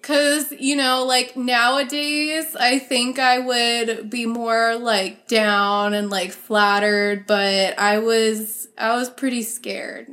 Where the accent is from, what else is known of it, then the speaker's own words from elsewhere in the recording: Pennsylvania, United States; I grew up in Pennsylvania